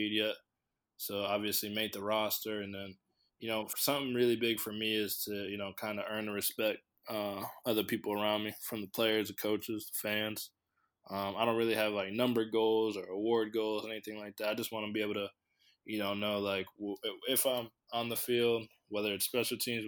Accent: Connecticut, United States; I'm from Connecticut

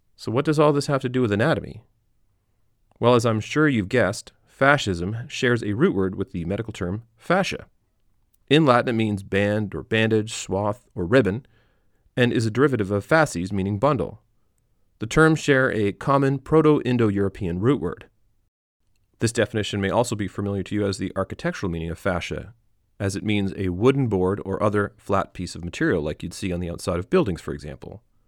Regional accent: Canada; growing up in Canada

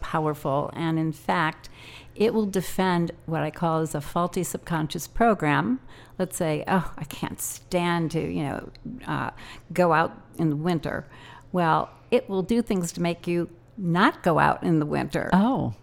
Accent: Evanston, Illinois, United States; moved away as an adult; also born or lived in Ohio / New Jersey; I was raised in Evanston, Illinois

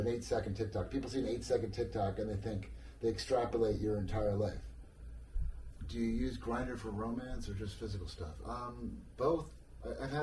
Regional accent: New Jersey, United States; I'm from New Jersey. I am so fucking American

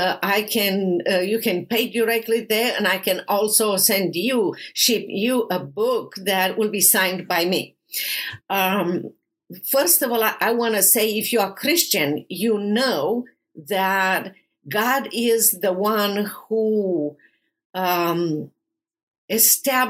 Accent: Romania; English is a second language; moved away as an adult; now in United States; I'm originally from Romania

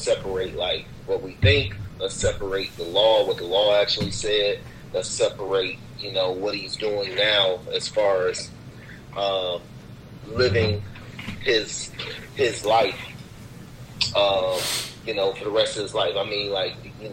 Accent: Cleveland, Ohio, United States; we grew up in Cleveland

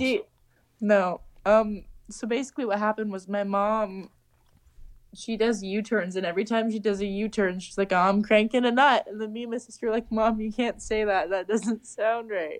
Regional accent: Canada; as a Canadian, you feel like you're at home

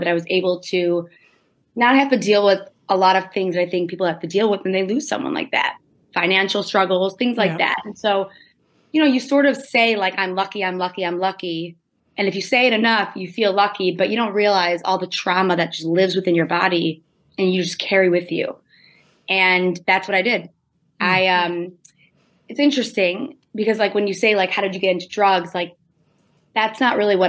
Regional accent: suburbs of Detroit, Michigan, United States; I grew up in Michigan. I say I grew up in Detroit, but I grew up in the suburbs of Detroit

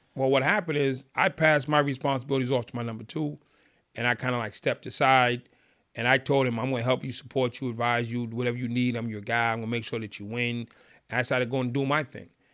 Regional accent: Boston, Massachusetts, United States; I'm from Boston

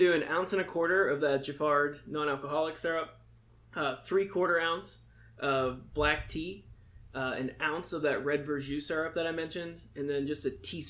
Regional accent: Indiana, Pennsylvania, United States; moved away; got a job at an Elks Lodge back in my hometown, back Indiana, Pennsylvania.

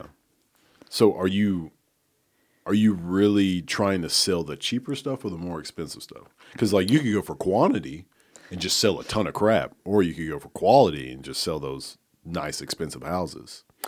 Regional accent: Oneonta, Alabama, United States; moved away as an adult; now in Memphis, United States; I'm from Oneonta, Alabama

